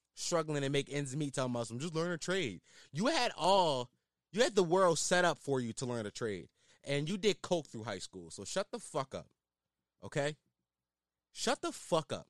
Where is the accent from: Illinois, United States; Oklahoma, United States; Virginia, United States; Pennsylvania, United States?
Pennsylvania, United States; Philadelphia; I am a Philadelphian